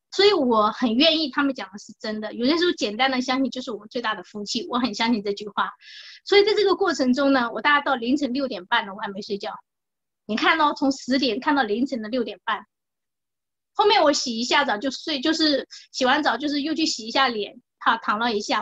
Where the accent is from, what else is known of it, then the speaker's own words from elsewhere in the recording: Anhui, China; moved away as an adult; now in Taiwan; 我是安徽的